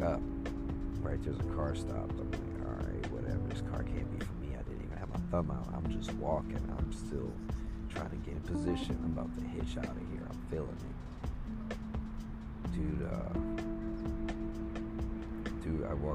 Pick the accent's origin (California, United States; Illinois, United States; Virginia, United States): Illinois, United States; Chicago; I'm from Chicago